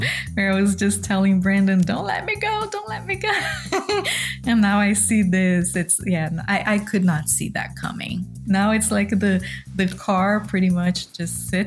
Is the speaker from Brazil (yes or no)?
yes; southeast Brazil, Brazil; moved away as an adult; now in Carmel, Indiana, United States; I was born and raised in Brazil, more like the southeast part of Brazil.